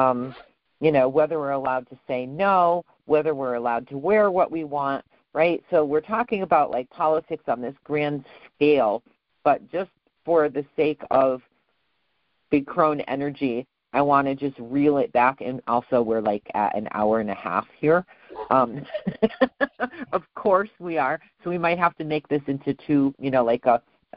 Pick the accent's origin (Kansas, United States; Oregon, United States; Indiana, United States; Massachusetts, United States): Massachusetts, United States; Western; I grew up in Western Massachusetts